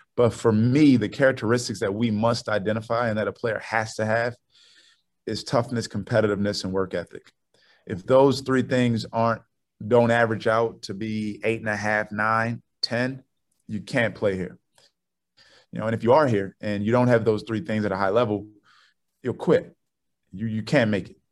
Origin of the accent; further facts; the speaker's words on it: Baltimore, Maryland, United States; I'm from Baltimore